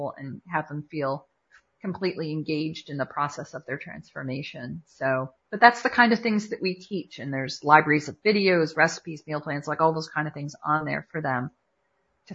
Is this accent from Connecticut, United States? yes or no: yes; Watertown, Connecticut, United States; also born or lived in Fairfield, Connecticut; And I was born in Waterbury, grew up in Watertown, and moved to Fairfield.